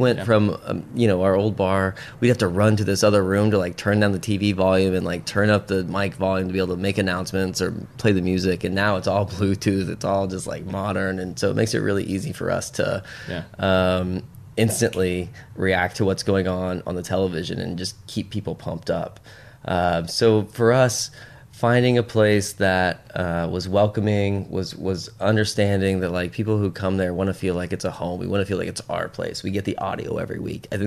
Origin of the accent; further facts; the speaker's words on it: Lee's Summit, Missouri, United States; moved away as an adult; now in Los Angeles, United States; I'm from Lee Summit, Missouri